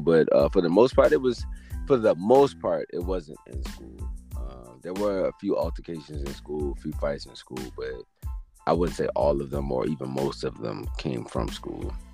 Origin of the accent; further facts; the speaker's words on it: Richmond, Virginia, United States; I was born and raised in Richmond, Virginia